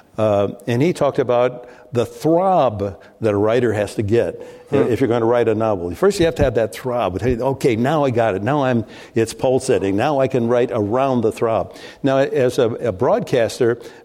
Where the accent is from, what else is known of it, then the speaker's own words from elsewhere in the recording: Midwest, United States; moved away; I grew up in the Midwest